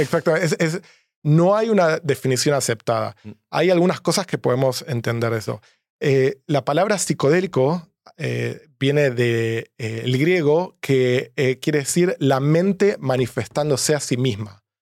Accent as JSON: {"language": "Spanish", "country": "Argentina", "tie": "born or raised there", "moved": "as an adult", "lives_now": "San Francisco, United States", "said": "soy argentino, mm. estudié economía en Argentina"}